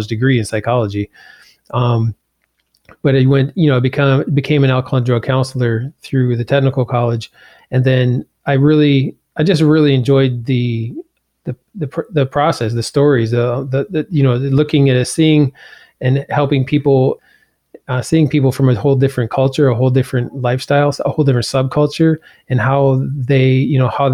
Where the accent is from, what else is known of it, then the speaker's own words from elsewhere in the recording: Brookfield, Wisconsin, United States; also born or lived in Iowa; I was born in Iowa, but I grew up in Wisconsin